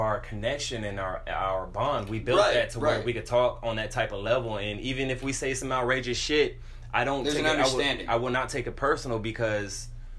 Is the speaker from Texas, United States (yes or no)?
yes; San Antonio, Texas, United States; back home in San Antonio, Texas